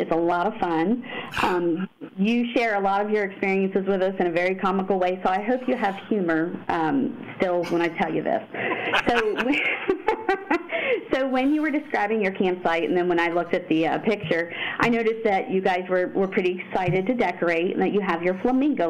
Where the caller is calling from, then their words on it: Ohio, United States; I live in Ohio, southeastern Ohio.